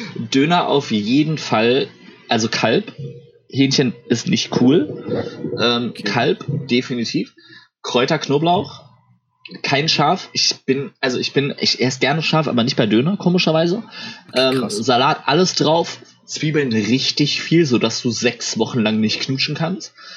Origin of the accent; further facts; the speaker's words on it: Ruhr area, North Rhine-Westphalia, Germany; moved away; ich komme ja ursprünglich aus dem Ruhrport